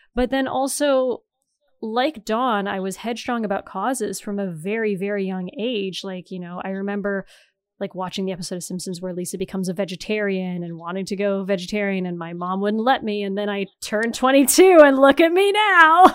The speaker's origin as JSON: {"language": "English", "region": "Northeastern Ontario", "country": "Canada", "tie": "born or raised there", "also_born_or_lived": "Toronto", "moved": "as an adult", "said": "I'm from Northeastern Ontario where everyone is white and French Canadian"}